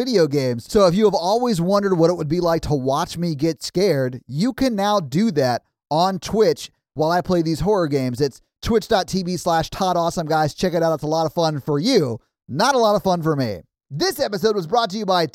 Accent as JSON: {"language": "English", "region": "Tennessee", "country": "United States", "said": "I'm from Tennessee"}